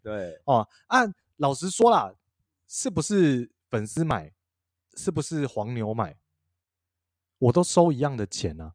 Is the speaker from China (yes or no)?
no; northern Taiwan, Taiwan; 我北部人